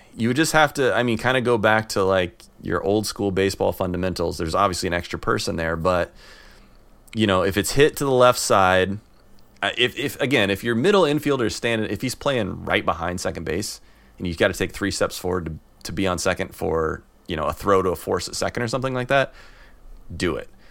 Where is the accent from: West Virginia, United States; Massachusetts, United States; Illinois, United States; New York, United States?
Illinois, United States; the Midwest; now in San Francisco Bay Area, United States; I grew up in the Midwest